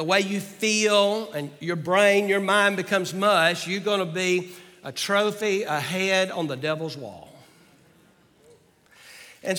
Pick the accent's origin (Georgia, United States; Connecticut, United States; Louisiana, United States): Georgia, United States; also born or lived in Arkansas; now in Virginia, United States; I grew up in Georgia and lived almost 20 years in Arkansas.